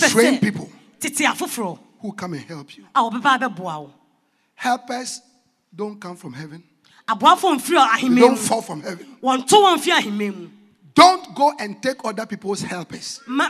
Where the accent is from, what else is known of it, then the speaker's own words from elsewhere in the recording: Accra, Greater Accra, Ghana; I'm from Accra. I go to Tema New Town.